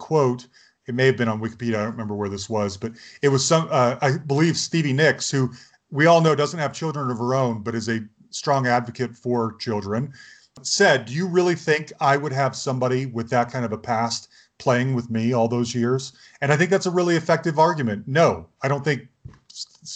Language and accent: English; Utah, United States; I'm from Utah